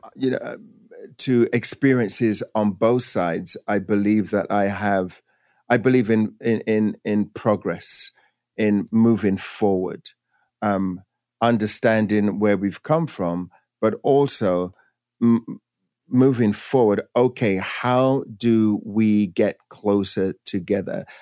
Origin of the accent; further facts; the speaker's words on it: England, United Kingdom; moved away as an adult; now in United States; growing up in England